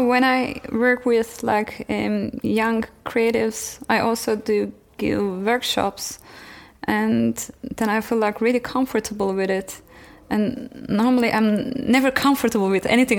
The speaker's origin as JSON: {"language": "English", "country": "Turkey", "also_born_or_lived": "Frankfurt, Germany / Amsterdam, Netherlands / Istanbul, Turkey", "moved": "as an adult", "lives_now": "Berlin, Germany"}